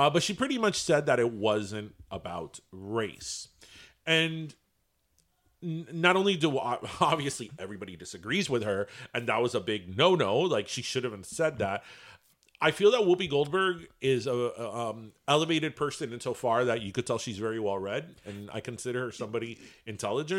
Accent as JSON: {"language": "English", "town": "Miami", "region": "Florida", "country": "United States", "said": "We're from Miami. We're from the Sunshine State."}